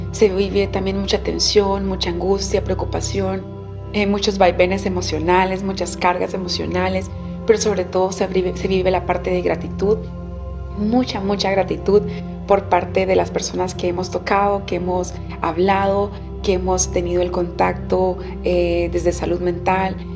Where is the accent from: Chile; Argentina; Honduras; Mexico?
Honduras; Yo soy hondureña, soy de un grupo étnico que se llama Misquitos